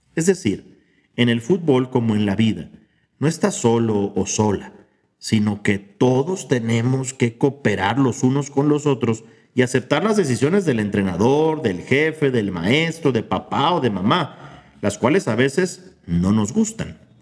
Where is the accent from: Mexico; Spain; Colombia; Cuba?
Mexico; como mexicanos